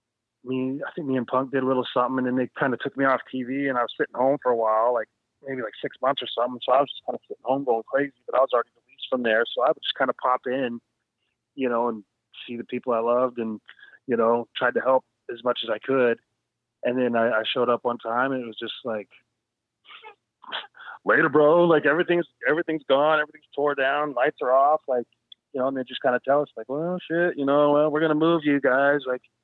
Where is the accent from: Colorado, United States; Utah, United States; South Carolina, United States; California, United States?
California, United States; also born or lived in Phoenix / Atlanta; I mean, I grew up in Southern California, in Phoenix, then Atlanta, you know what I mean? So I was always in the heat, always, always, always.